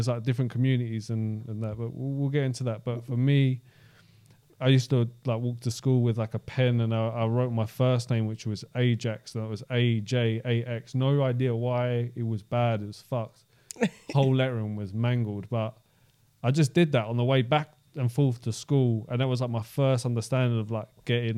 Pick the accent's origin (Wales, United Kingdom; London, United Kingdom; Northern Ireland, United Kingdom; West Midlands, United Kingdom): London, United Kingdom; I grew up in Southeast London